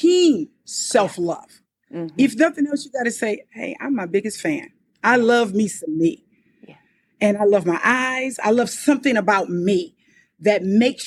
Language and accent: English; Compton, California, United States; I was born and raised in Compton, California